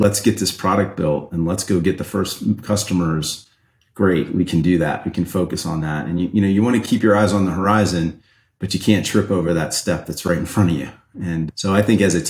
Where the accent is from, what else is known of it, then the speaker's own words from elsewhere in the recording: Ohio, United States; now in California, United States; I grew up in Ohio in farmland